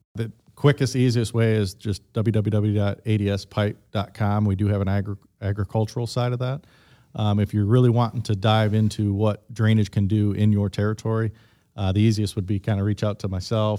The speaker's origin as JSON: {"language": "English", "region": "Midwest", "country": "United States", "said": "I am from the Midwest"}